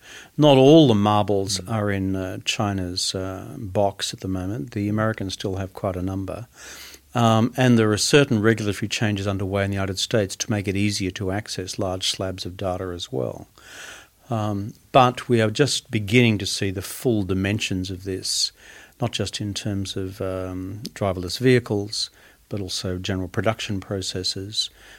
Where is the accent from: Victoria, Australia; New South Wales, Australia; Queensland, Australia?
Queensland, Australia; And as a Queenslander, even I know that.